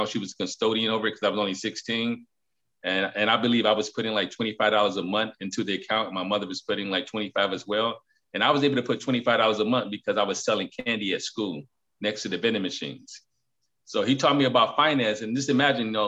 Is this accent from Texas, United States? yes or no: no; Detroit, Michigan, United States; I was once the youth growing up in Detroit